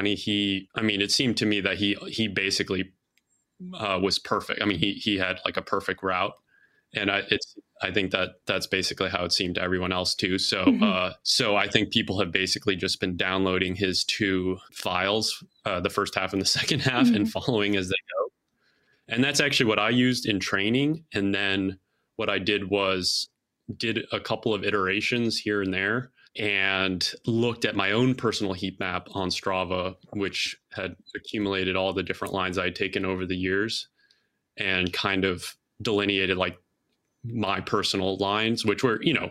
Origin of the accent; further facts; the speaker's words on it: Chicago, Illinois, United States; moved away; also born or lived in Colorado; I'm from Chicago, from the city